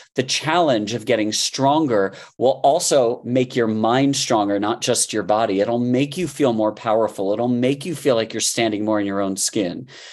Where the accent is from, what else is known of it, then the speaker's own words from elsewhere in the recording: Miami, Florida, United States; I grew up in Miami